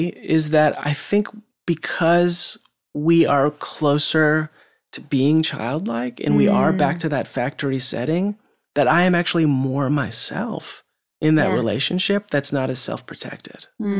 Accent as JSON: {"language": "English", "region": "West Coast", "country": "United States", "tie": "born or raised there", "said": "that was great, you know, growing up in West Coast and that sort of culture."}